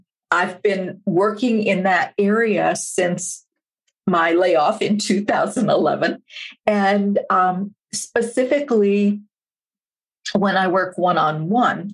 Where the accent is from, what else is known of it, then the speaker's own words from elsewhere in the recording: Minneapolis, Minnesota, United States; I'm from Minneapolis.